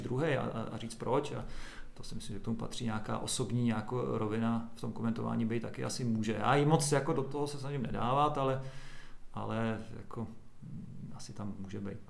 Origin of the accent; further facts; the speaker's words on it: Doksy, Liberec Region, Czechia; also born or lived in Česká Lípa; v Doxe, kde já jsem vyrůstal u Máchové zera